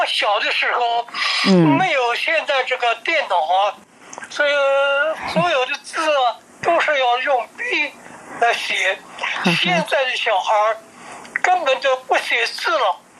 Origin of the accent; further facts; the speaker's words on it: Hefei, Anhui, China; now in Taiwan; 安徽合肥。